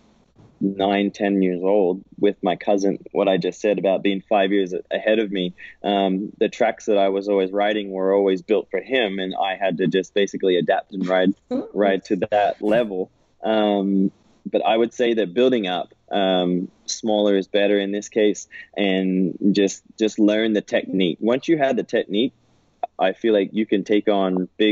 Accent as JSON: {"language": "English", "country": "Australia", "tie": "born or raised there", "also_born_or_lived": "California", "moved": "yes", "lives_now": "United States", "said": "as a kid growing up in Aussie, I always felt like I was always around the beach"}